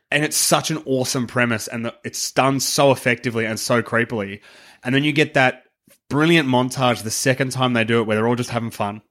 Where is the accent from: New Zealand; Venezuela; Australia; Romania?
Australia